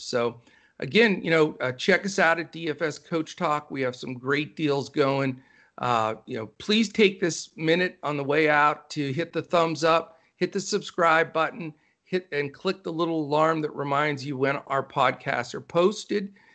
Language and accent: English; Pennsylvania, United States; now in Texas, United States; I was born and raised up in the Northeast in, in Pennsylvania